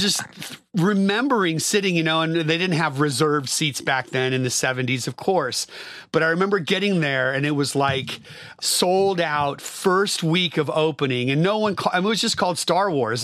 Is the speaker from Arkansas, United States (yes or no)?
no; Bay Area, California, United States; I grew up in the Bay Area